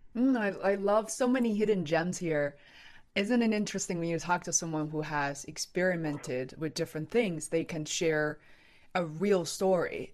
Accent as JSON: {"language": "English", "region": "Beijing", "country": "China", "moved": "yes", "lives_now": "Boston, United States", "said": "I'm originally from Beijing and I'm now based in Boston."}